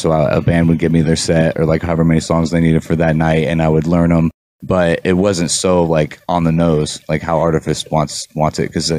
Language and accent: English; Columbus, United States; Well, me myself, like I came from Columbus.